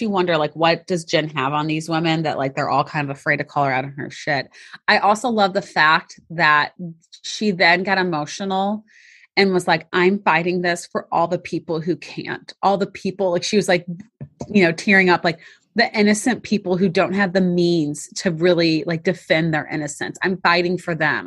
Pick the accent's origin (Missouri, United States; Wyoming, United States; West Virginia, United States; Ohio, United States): Missouri, United States; St. Louis; I'm from Saint Louis